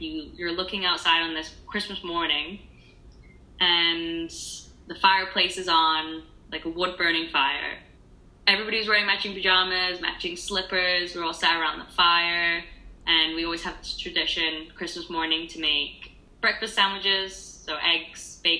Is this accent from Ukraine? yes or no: no; United Kingdom; I'm not Australian, I am British.